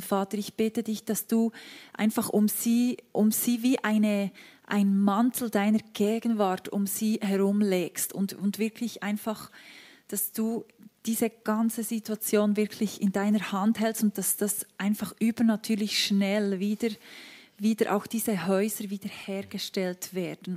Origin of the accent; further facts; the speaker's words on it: Switzerland; wir als Schweizer